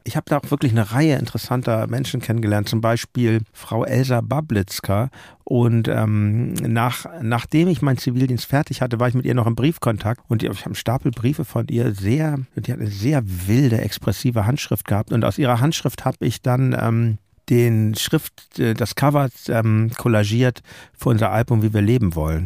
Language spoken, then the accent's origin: German; Hamburg, Germany; ich komme aus Hamburg